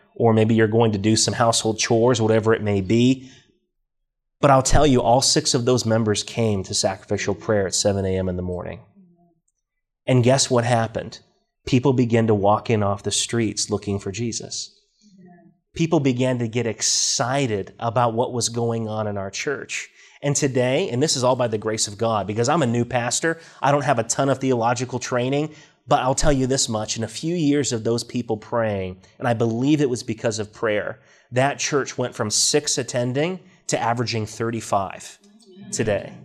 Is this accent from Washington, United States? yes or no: yes; Washington, United States; I grew up in Washington State, out in the Northwest, in a, in a farming community